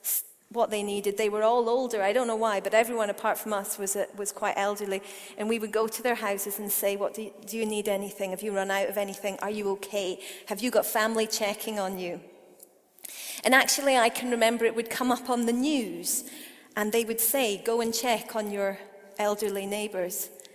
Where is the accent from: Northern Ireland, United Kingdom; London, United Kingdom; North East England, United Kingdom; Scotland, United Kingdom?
Scotland, United Kingdom; Perth; I grew up in Perth. I'm actually Scottish. I know I don't have a completely Scottish accent. There's a story to that. But I am totally Scottish.